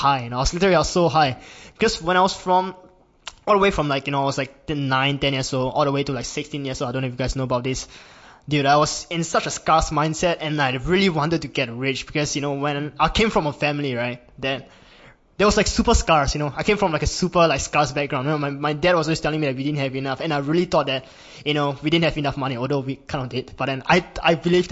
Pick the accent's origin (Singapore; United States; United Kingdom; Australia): Singapore; I'm from Singapore, and I'm 19 years old